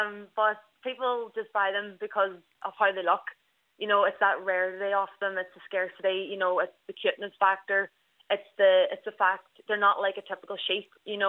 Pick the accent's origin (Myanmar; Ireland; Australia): Ireland; Ballybofey, Ulster; I'm 25 years old and I'm from Ballybuffet, which is a small town in Donegal.